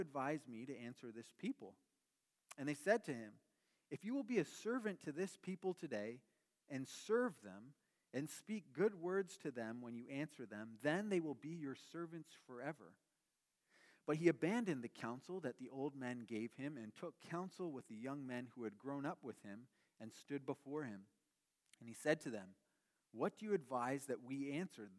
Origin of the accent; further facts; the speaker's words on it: Canada; now in United States; We're both Canadian